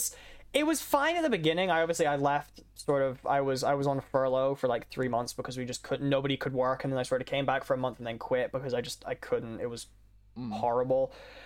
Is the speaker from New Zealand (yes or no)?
no; Scotland, United Kingdom; I'm Scottish. I'm legally required to talk shit about